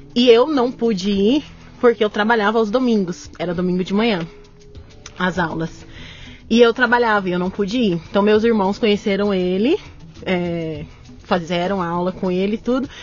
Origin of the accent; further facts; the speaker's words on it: São Paulo, Brazil; also born or lived in United States; eu nasci também no, no Capão Redondo